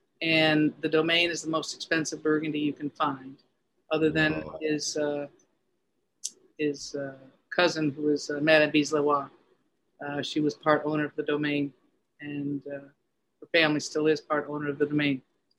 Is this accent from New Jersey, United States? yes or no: no; the Adirondacks, upstate New York, United States; accent: upstate; moved away as an adult; also born or lived in Manhattan, New York; now in Connecticut, United States; You can tell from my accent, my upstate accent.